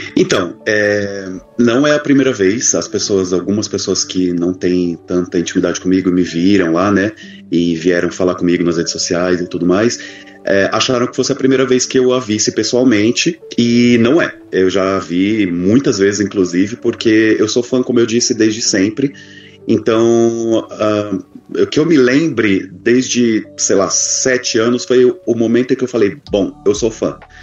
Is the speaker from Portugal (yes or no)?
no; São Paulo, Brazil; eu sou de São Paulo, capital